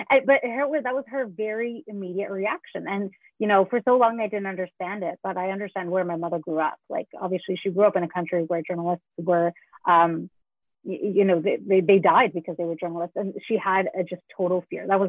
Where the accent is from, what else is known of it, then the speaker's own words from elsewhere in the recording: Canada; also born or lived in Sri Lanka; I immigrated to Canada from Sri Lanka